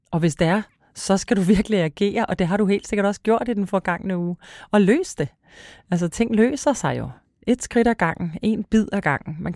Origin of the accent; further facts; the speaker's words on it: Græsted, Capital Region of Denmark, Denmark; Græsted, hvor jeg kommer fra.